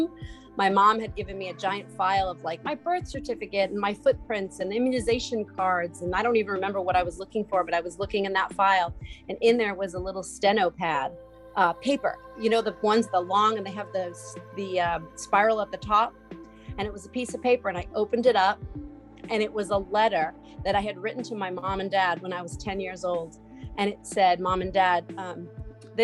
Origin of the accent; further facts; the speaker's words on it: Long Island, New York, United States; moved away as an adult; also born or lived in North Carolina; now in Winston-Salem, United States; I'm originally from Long Island, New York, and I got divorced when my children were very young, my four adult children, and got a teaching job in North Carolina and moved